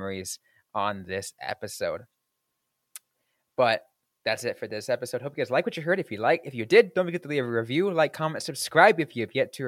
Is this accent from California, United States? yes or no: yes; Bay Area, California, United States; as a kid growing up in the Bay Area